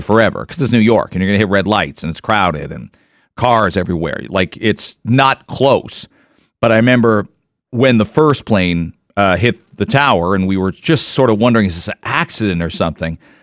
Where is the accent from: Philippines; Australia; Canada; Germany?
Canada; also born or lived in Detroit, United States; now in Toronto, Canada; as a Canadian working in Detroit